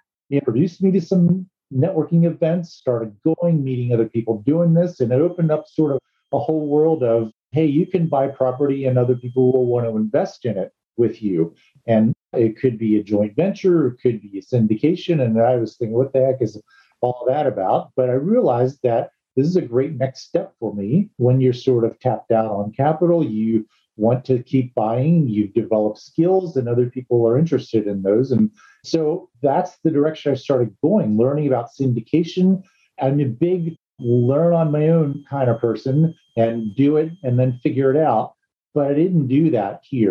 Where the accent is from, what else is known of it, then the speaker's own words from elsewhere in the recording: East Coast, United States; moved away; I'm actually from the East Coast